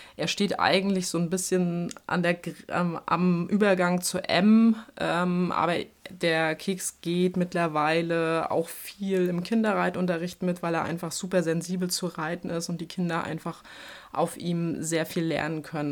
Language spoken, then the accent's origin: German; Schwerin, Mecklenburg-Vorpommern, Germany; moved away; also born or lived in Bavaria; ich habe ja lange Zeit in Bayern gewohnt, komme aber tatsächlich ursprünglich aus Norddeutschland. Also ich bin in Schwerin geboren, in Mecklenburg-Vorpommern